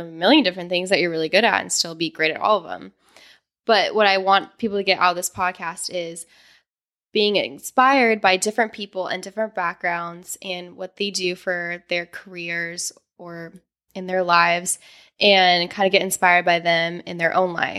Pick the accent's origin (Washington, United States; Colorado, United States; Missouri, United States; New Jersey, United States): Colorado, United States; Arvada; moved away as an adult; I grew up in Arvada, Colorado, a lovely town outside of Denver that I hated when I was growing up and I so desperately wanted to leave.